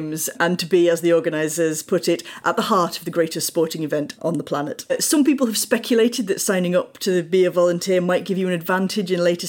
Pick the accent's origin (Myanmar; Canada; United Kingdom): United Kingdom; now in France; I'm British. I can't help it.